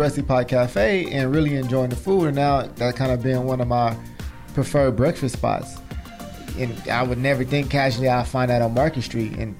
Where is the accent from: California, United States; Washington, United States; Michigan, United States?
California, United States; Inglewood; we are actually from Inglewood. We graduated from Inglewood High School. Three best friends representing the whole town, the hometown of Inglewood, California.